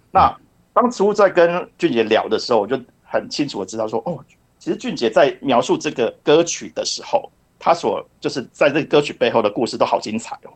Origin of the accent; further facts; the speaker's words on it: Kaohsiung, Taiwan; now in Japan; 其实我是高雄人